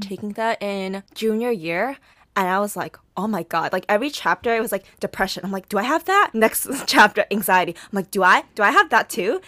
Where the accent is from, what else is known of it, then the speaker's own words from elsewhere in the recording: United States; growing up as an Asian American woman